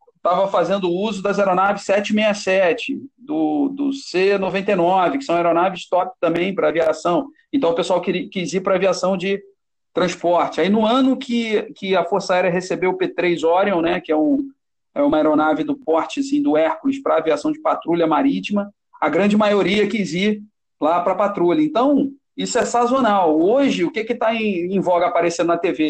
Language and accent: Portuguese; Nova Iguaçu, Rio de Janeiro, Brazil; Eu, quando era garoto, né, meu pai é do Corpo de Bombeiros, e aí nós somos de Nova Iguaçu, aqui da Baixada Fluminense, no Rio